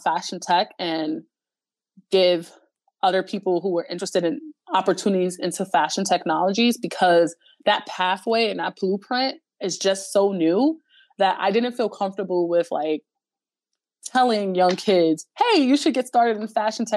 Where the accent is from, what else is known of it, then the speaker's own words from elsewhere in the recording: New York City, New York, United States; I grew up in the Bronx